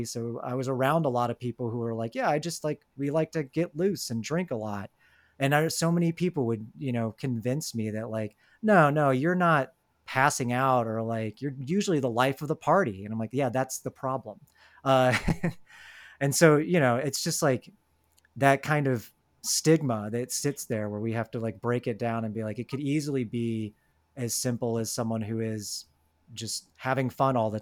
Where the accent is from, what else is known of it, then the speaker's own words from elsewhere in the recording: Atlanta, Georgia, United States; I'm from Atlanta